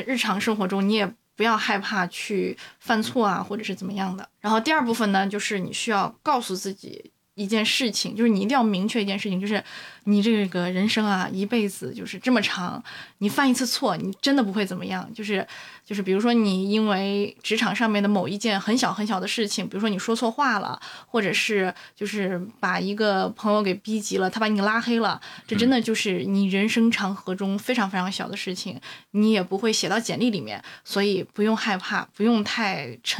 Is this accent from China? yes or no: yes; China; 可能我们中国人就是骨子里面有奴性吧